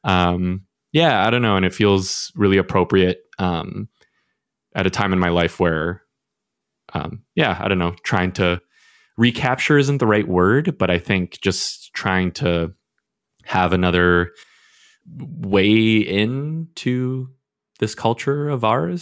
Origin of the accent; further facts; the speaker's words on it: Canada; I was born and raised in Canada